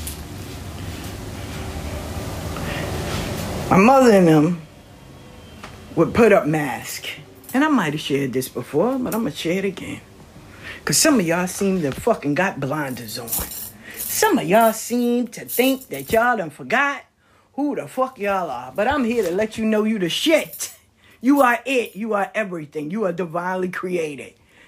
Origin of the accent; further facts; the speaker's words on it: the South, United States; I'm from the South